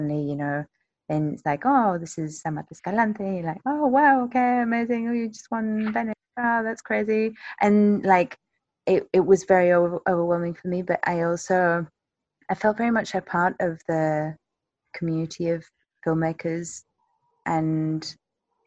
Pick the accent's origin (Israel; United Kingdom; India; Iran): United Kingdom; England; moved away as an adult; now in Mexico; I'm English